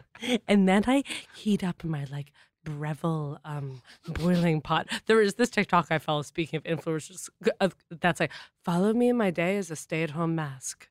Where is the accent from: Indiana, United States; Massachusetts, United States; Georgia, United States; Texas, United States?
Massachusetts, United States; Boston; moved away; we're from Boston